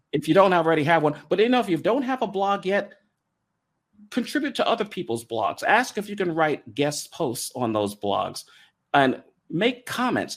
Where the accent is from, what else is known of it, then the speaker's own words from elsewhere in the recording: New York, United States; moved away; also born or lived in Raleigh; I grew up in New York, a Yankees fan